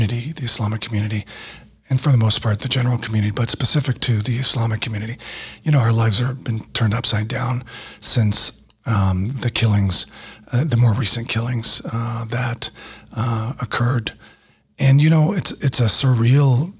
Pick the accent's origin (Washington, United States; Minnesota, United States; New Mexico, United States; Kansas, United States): New Mexico, United States; I grew up here in Small, New Mexico